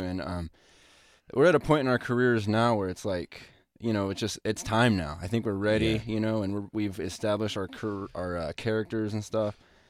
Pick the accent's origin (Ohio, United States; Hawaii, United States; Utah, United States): Hawaii, United States; Yeah, if we're from Hawaii, we know we're being worked.